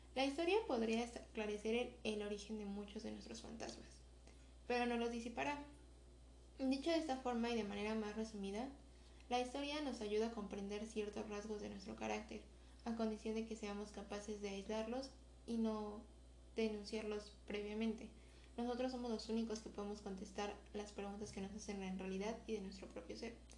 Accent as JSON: {"language": "Spanish", "country": "Mexico", "said": "como mexicanos"}